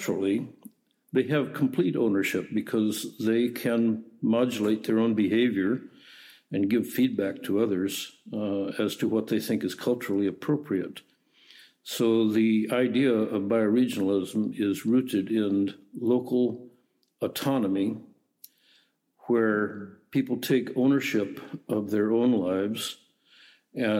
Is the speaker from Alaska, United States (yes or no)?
yes; Alaska, United States; also born or lived in Sweden; now in Canada; growing up in Alaska